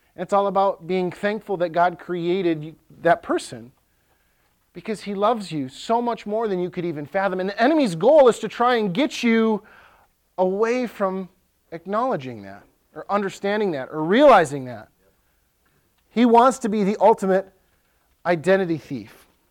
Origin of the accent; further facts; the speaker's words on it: Ellsworth, United States; So there's one high school in Ellsworth, my hometown